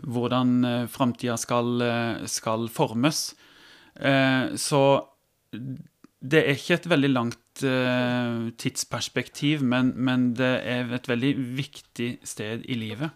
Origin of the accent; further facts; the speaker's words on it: Tvedestrand, Agder, Norway; now in Kristiansand, Norway; Jeg kommer fra Holt, ja, som er, er litt inn i Tvedestrand kommune, opp mot Vegårshei